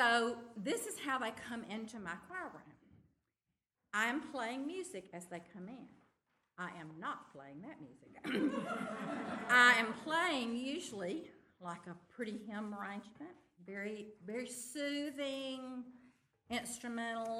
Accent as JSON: {"language": "English", "town": "Tupelo", "region": "Mississippi", "country": "United States", "said": "I'm from Tupelo, Mississippi."}